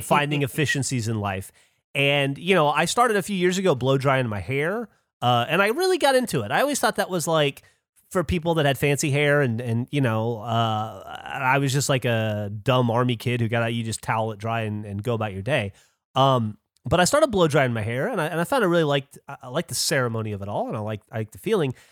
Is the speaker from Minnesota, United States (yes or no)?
no; Alabama, United States; I grew up in Alabama